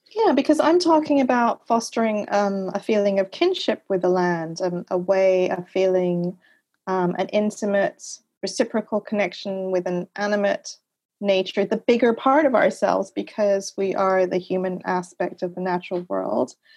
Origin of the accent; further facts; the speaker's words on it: Montreal, Quebec, Canada; also born or lived in Laurentian Mountains; I grew up in Canada. I had, uh, I spent my first couple of years in the Laurentian Mountains. I had the wilderness as my backyard. Uh, in Montreal, I had the St. Lawrence River at the end of my street.